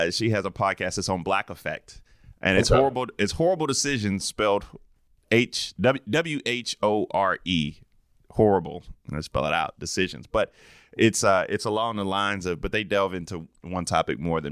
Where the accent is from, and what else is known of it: South Carolina, United States; born or raised there